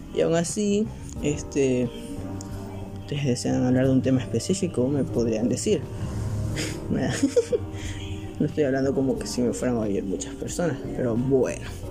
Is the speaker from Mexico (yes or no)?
no; Ecuador; soy de Ecuador